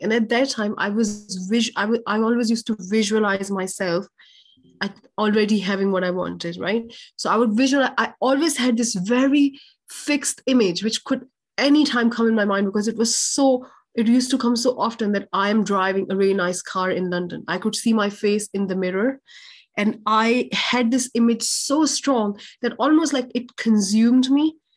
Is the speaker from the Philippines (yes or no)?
no; Pakistan; i was born in a very in a lower middle class family in pakistan